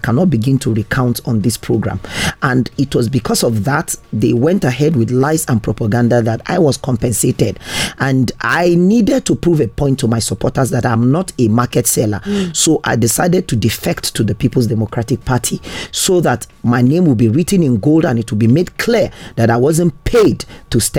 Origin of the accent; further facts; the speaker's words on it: Pankshin, Plateau, Nigeria; I am from the central zone of Plateau State, Panshin local government, and Mopun by tribe. I'm from Jiblik